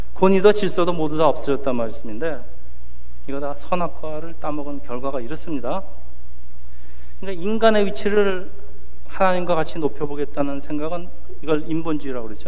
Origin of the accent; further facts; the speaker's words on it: South Korea; moved away as an adult; now in United States; 한국 이민 1세들의 그 저희 세대의 75%가 교회에 적을 두고 있다는 보고서가 있는데